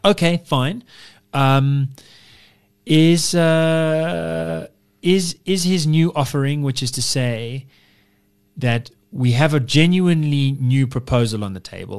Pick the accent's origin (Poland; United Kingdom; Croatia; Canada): United Kingdom